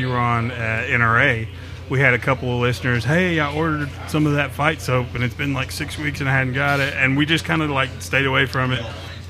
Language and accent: English; Tennessee, United States; I'm from Tennessee.